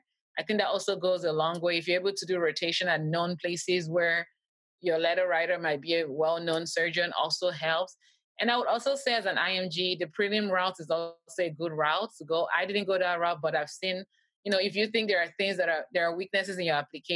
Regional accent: Canada; I'm Canadian. We don't have the step in Canada.

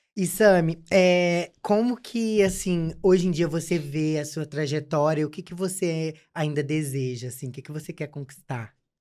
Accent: Juiz de Fora, Minas Gerais, Brazil; moved away; porque eu vim de Juiz de Fora

